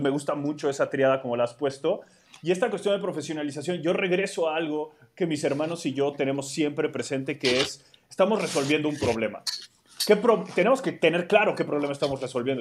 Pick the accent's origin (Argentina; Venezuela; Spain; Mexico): Mexico; Mexico City; mi contexto urbano en la Ciudad de México